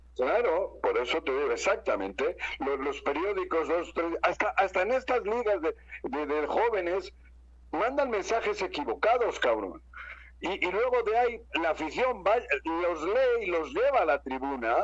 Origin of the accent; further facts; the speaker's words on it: Bilbao, Basque Country, Spain; now in Mexico; yo vengo de Bilbao